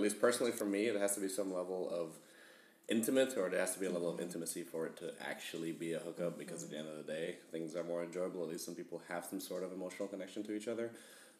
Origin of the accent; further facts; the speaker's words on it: U.S. Virgin Islands; also born or lived in Jamaica; now in Midland, United States; I am from the Virgin Islands, born in Jamaica. So, as some would say, they would call me an island boy.